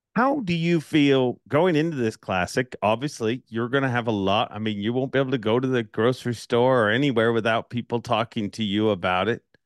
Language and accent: English; Canada; I'm from Canada